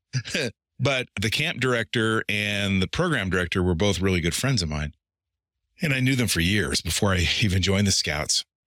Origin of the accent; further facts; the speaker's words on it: Eastern Oregon, United States; moved away; also born or lived in Portland; I'm from Eastern Oregon